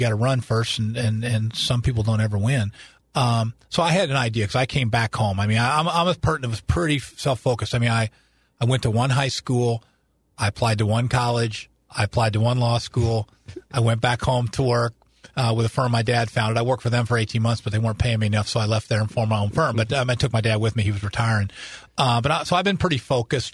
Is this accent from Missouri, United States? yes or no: yes; De Soto, Missouri, United States; born and raised in DeSoto, Missouri.